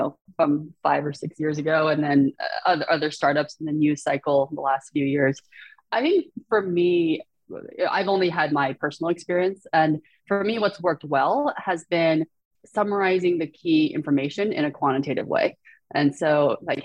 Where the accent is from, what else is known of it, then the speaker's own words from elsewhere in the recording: Shanghai, China; moved away; So I was born in Shanghai. I speak, you know, Mandarin Chinese